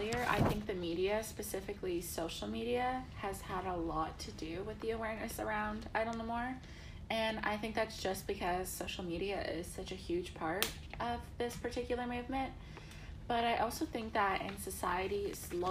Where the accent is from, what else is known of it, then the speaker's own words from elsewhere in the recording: Toronto, Ontario, Canada; moved away as an adult; now in Kingston, Canada; I'm from Toronto, but I'm currently living in Kingston because I'm a student at Queen's University